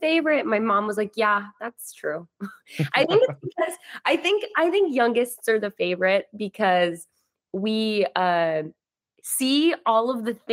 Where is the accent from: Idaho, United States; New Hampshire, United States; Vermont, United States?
Idaho, United States; moved away as an adult; also born or lived in Utah; now in California, United States; growing up in Idaho